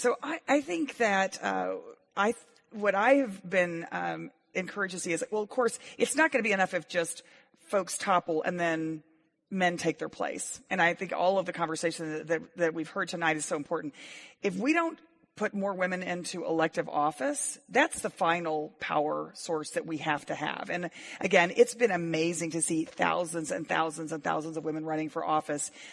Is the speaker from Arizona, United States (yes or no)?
no; Waco, Texas, United States; my hometown of Waco, Texas